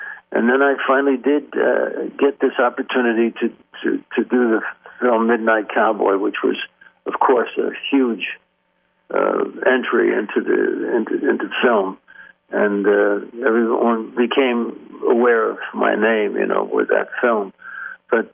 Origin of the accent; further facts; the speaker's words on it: Yonkers, New York, United States; I was a New York guy, yeah. I grew up in Yonkers